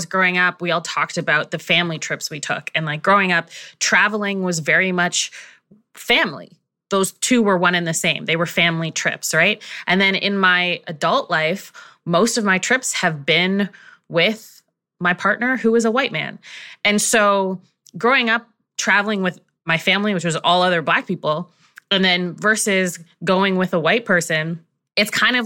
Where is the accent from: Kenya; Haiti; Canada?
Canada; as a Canadian, I slap a Canadian flag.